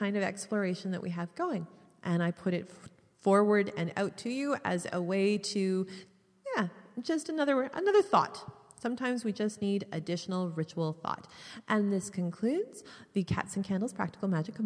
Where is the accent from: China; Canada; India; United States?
Canada; being Canadian